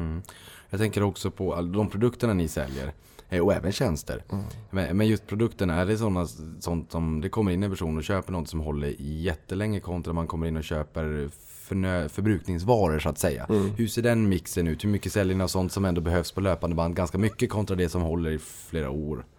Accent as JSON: {"language": "Swedish", "town": "Boden", "region": "Norrbotten County", "country": "Sweden", "said": "Jag kommer från Boden"}